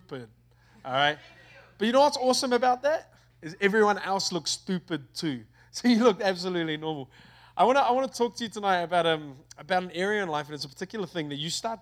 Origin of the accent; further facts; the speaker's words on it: Auckland, New Zealand; I'm from New Zealand. From a place in New Zealand called Auckland. I love my country